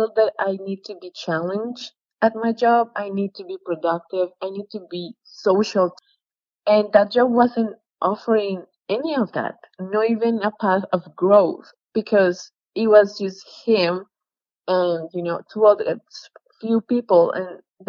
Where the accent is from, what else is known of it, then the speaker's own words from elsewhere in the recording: Colombia; moved away; I'm from Colombia